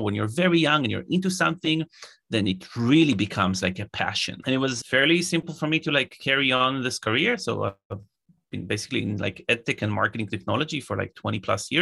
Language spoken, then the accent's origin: English; Israel; I'm originally from Israel